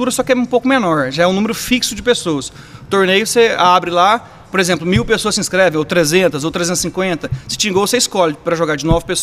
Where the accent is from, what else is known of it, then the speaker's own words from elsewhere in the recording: Ribeirão Preto, São Paulo, Brazil; born there; also born or lived in Caldas Novas / Goiânia; Eu nasci em Ribeirão Preto. É... Minha... meus pais se separaram, um ficou em Ribeirão, o outro foi para Caldas Novas. Eu morei lá um tempo. De lá fui para Goiânia